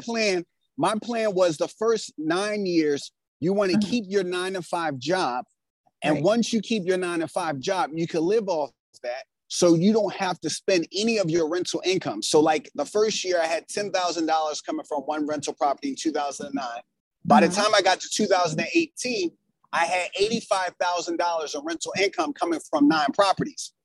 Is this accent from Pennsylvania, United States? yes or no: yes; Philadelphia, Pennsylvania, United States; I grew up in West Philadelphia and Pennsylvania